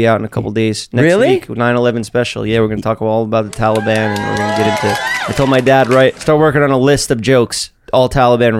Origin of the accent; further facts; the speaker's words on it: New York City, New York, United States; also born or lived in Staten Island; I grew up in New York City.